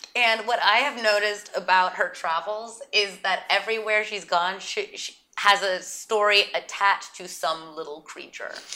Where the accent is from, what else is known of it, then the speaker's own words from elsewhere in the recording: Santa Barbara, California, United States; also born or lived in New York; now in Los Angeles, United States; Audrey and I grew up in Santa Barbara